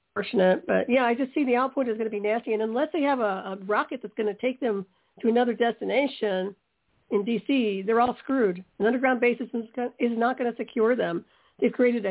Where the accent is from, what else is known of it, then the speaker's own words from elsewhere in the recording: United States; As an American